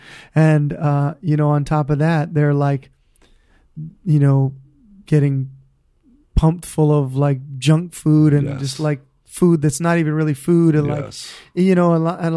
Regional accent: Honolulu, Hawaii, United States; I grew up in Hawaii Kai, so I never really learned to surf, man.

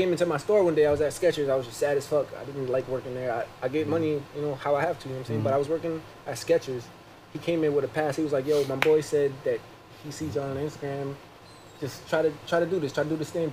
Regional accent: New York, United States; No matter what, I'm from New York. No matter where I go, I'm from New York

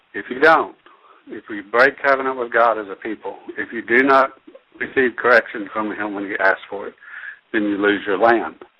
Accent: United States; I still value being an American citizen.

